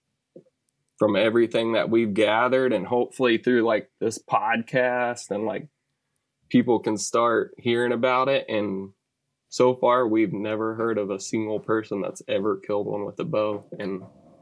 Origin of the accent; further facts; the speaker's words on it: Sugar Land, Texas, United States; also born or lived in Brookshire, Texas; I grew up in Sugar Land, kind of west of Houston, and now I'm a little bit further west of that in Brookshire area